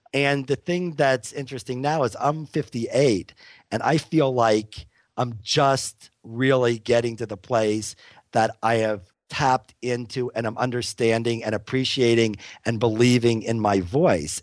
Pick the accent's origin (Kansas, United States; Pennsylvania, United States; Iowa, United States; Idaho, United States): Pennsylvania, United States; Pittsburgh; now in Boulder, United States; where I grew up in Pittsburgh